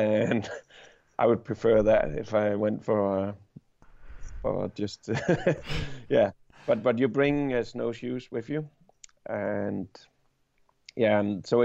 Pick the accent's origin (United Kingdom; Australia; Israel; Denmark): Denmark; I'm from Denmark.